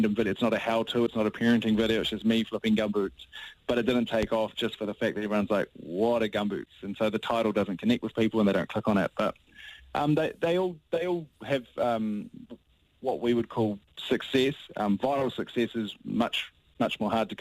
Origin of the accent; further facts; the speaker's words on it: New Zealand; as a Kiwi